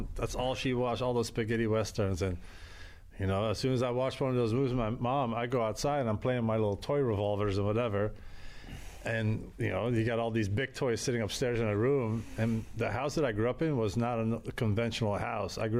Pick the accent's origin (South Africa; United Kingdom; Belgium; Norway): Belgium; Antwerp, Flanders; now in United States; I grew up in Europe, in a city called Antwerp in Belgium